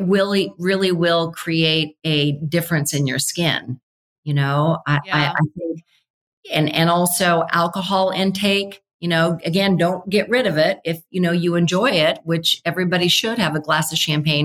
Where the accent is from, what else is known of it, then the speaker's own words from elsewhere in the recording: Nebraska, United States; I grew up in Nebraska with really severe weather